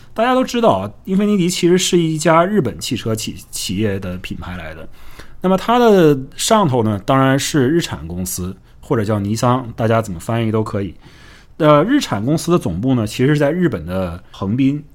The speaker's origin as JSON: {"language": "Chinese", "country": "China", "said": "我们中国人"}